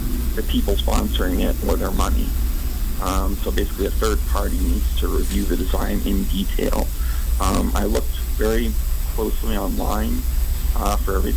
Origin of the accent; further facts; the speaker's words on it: Albuquerque, New Mexico, United States; moved away as an adult; also born or lived in Seattle / Florida; I grew up in Albuquerque, New Mexico